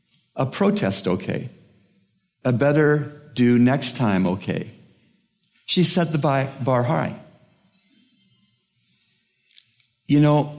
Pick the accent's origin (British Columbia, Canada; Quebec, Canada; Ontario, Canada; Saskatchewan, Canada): Ontario, Canada; Toronto; I'm from Toronto, Canada